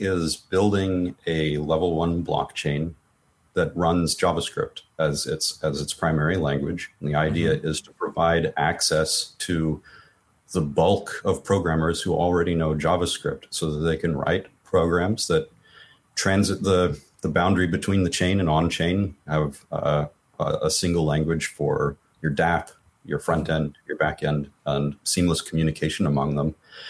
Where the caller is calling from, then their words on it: San Francisco, California, United States; The San Francisco Bay Area, as okay. The cliche demands.